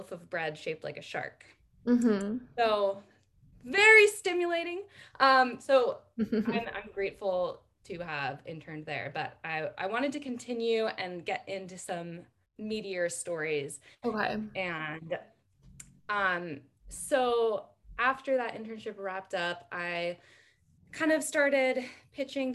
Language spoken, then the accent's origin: English; Northern California, United States; I grew up in Northern California and had kind of a rural NorCal upbringing.